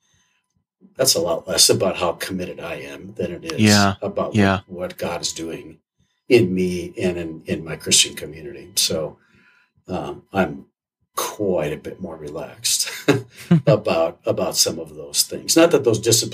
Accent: Wisconsin, United States; moved away; I grew up in Wisconsin, so being outside in cold weather is no big deal

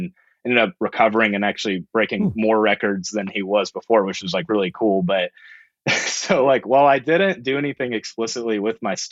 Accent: Roswell, Georgia, United States; also born or lived in Alabama / Athens, Georgia; I was born in Alabama, but a couple years after, we shortly moved to Georgia around the Atlanta area in the suburbs. So grew up most of the time in the suburbs

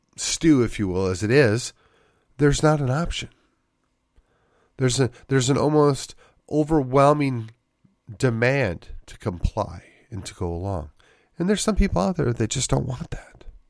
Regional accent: Wisconsin, United States; moved away; also born or lived in McKinney; growing up in Wisconsin

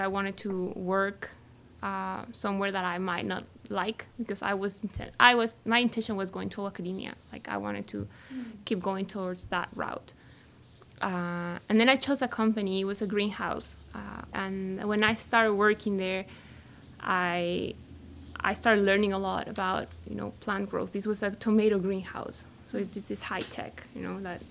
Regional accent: central Mexico, Mexico; moved away; I was born and raised in Central Mexico

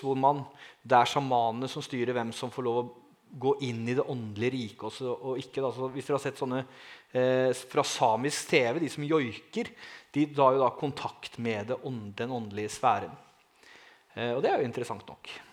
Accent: Langesund, Telemark, Norway; Jeg er fra Langesund

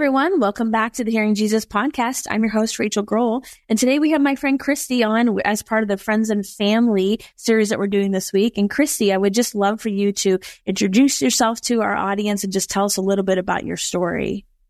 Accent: East Coast, United States; I'm from the East Coast

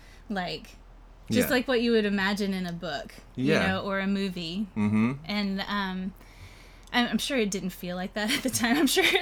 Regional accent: Fayetteville, North Carolina, United States; So I was born in Fayetteville, North Carolina. So I'm from the South. I was actually born at an Army base in Fort Bragg. My dad was in the Army.

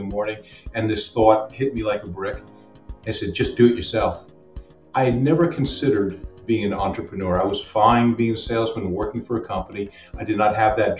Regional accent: Westchester, New York, United States; moved away as an adult; also born or lived in Tampa, Florida; now in Long Island, United States; moved to Westchester when I was just a wee lad, and stayed there for 18 years

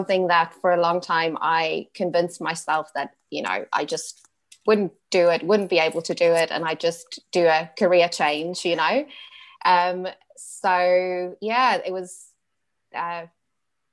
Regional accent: Pretoria, Gauteng, South Africa; now in Brisbane, Australia; Brisbane reminds me a lot of my hometown, Pretoria, where I grew up

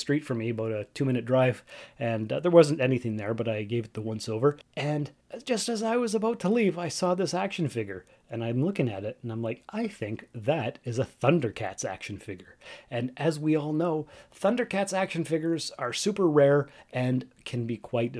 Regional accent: Sault Ste. Marie, Ontario, Canada; moved away; my hometown of Sault Ste. Marie, Ontario, Canada

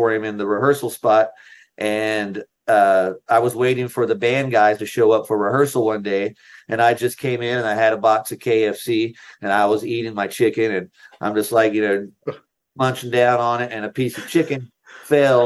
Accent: North Carolina, United States; I lived in North Carolina. I grew up in North Carolina

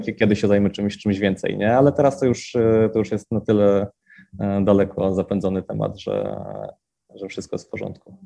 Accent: Wrocław, Lower Silesian Voivodeship, Poland; w rodzinnym Wrocławiu

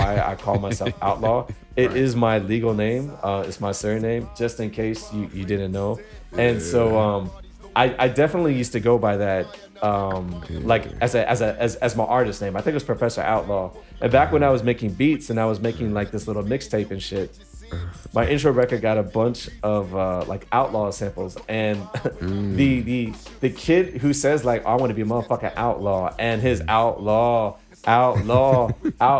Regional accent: Springfield, Virginia, United States; I'm from Springfield, like, Virginia, went to the suburbs

